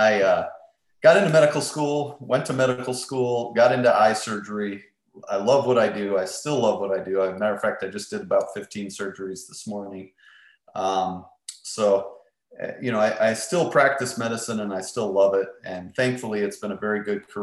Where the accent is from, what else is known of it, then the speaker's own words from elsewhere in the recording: Minnesota, United States; moved away; I was born and raised in Minnesota, which is far north of Texas